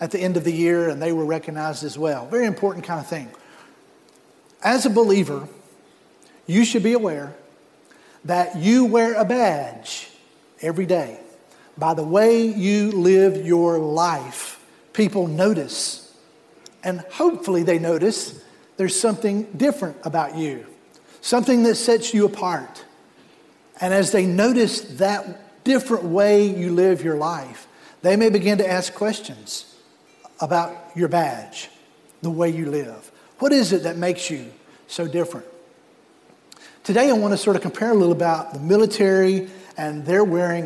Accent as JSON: {"language": "English", "region": "North Carolina", "country": "United States", "tie": "born or raised there", "moved": "as an adult", "lives_now": "South Florida, United States", "said": "I grew up in North Carolina"}